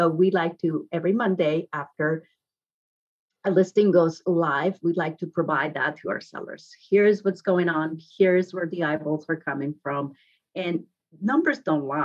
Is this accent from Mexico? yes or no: yes; Guadalajara, Jalisco, Mexico; English is a second language; moved away as an adult; now in Redondo Beach, United States; I grew up in Mexico, original from Guadalajara